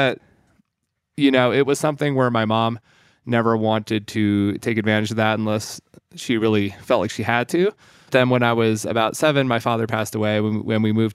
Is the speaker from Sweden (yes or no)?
yes; Sweden; moved away; I was born in Sweden. My father's side of my family is Swedish. My mom's American. You know, as a little kid in Sweden